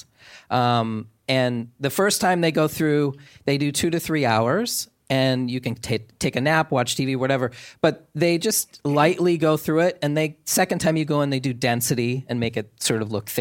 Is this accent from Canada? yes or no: no; Maine, United States; accent: Maine accent; moved away; I'm from Maine, so, and I just got back from there. When I come back from there, I always have really heavy Maine accent.